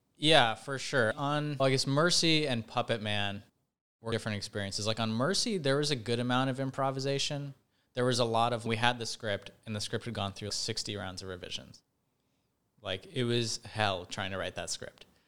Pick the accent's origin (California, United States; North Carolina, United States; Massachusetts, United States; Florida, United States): California, United States; Bay Area, just north of San Francisco; I grew up in the Bay Area, just north of San Francisco